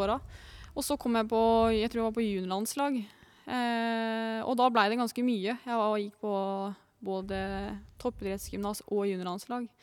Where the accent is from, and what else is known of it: Lillehammer, Innlandet, Norway; born or raised there